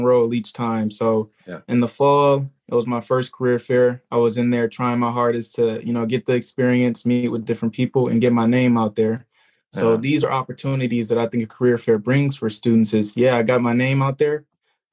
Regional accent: Southfield, Michigan, United States; I'm coming from Southfield, Michigan, right next to Detroit

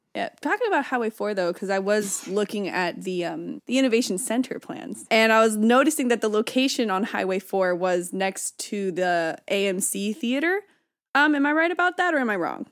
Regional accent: Byron, California, United States; I'm from Byron, so I would say, "I live in Byron,"

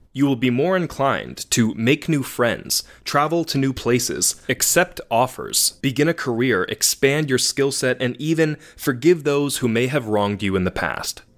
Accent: Massachusetts, United States; I am from Massachusetts, born and raised

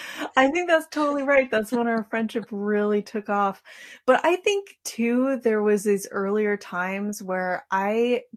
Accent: Sitka, Alaska, United States; also born or lived in Fairbanks, Alaska / Killisnoo Island, Alaska; now in Lemesurier Island, United States; And so I was born in Fairbanks and then grew up in Sitka, where my mom taught at Mount Edgecombe High School for a long time. So yeah, I spent my whole childhood in Sitka and also outside Angoon on Killisnoo Island.

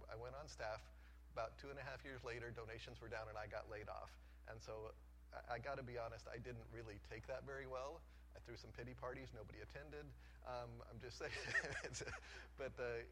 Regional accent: Colorado, United States; moved away as an adult; now in Jacksonville, United States; I grew up in Colorado

